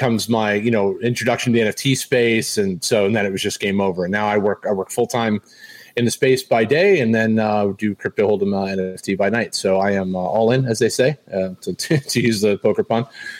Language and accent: English; Boston, Massachusetts, United States; also born or lived in Los Angeles; now in Nashville, United States; I was born and raised in Boston, Massachusetts, spent some time out in Los Angeles, and now reside in Nashville, Tennessee.